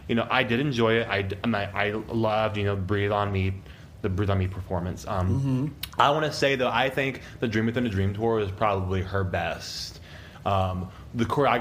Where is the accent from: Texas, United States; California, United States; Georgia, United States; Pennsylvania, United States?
Texas, United States; Lubbock; now in Austin, United States; I was 10 years old, so I grew up in Lubbock, Texas.